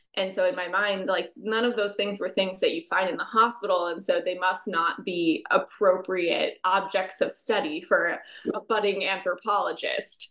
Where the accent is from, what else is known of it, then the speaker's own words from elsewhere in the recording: United States; my home country of the United States